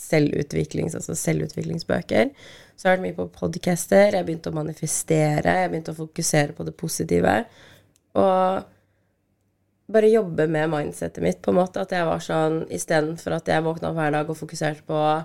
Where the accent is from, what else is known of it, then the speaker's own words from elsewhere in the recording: Norway; vi er født i Norge